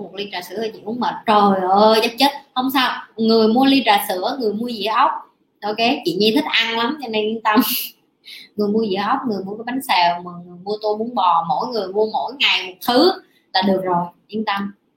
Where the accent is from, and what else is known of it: Vietnam; also born or lived in Ho Chi Minh City